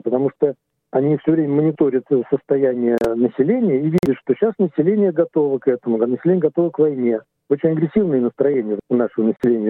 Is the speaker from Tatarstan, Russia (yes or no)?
no; Moscow, Russia; moved away as an adult; now in Australia; Я жил в Москве, ну, в последнее время под Москвой, мы все из Москвы